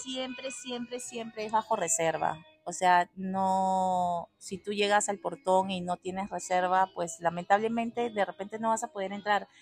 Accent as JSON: {"language": "Spanish", "country": "Peru", "moved": "yes", "lives_now": "Costa Rica", "said": "Yo soy peruana. Mi mamá es española, mi papá peruano."}